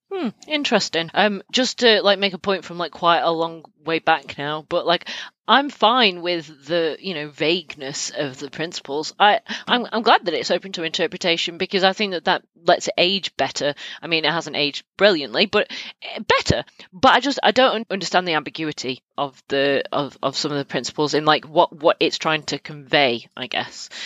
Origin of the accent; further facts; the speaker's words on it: United Kingdom; I'm British.